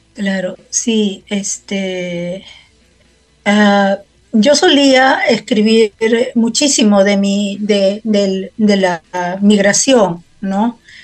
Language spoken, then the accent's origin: Spanish; Peru; now in Helsinki, Finland; como peruana